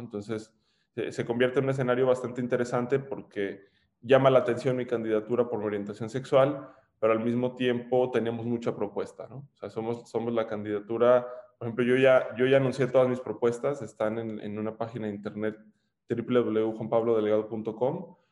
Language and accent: Spanish; León, Guanajuato, Mexico; also born or lived in Monterrey, Nuevo León / Torreón / United States; Nací en Monterrey, Nuevo León